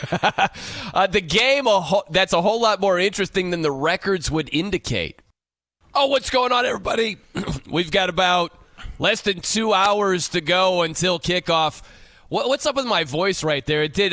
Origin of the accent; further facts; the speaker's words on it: South Bend, Indiana, United States; I'm from South Bend